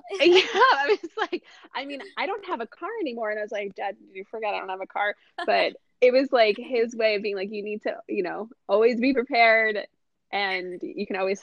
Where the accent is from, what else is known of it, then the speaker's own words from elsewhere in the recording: New Jersey, United States; I'm not from far. I grew up in New Jersey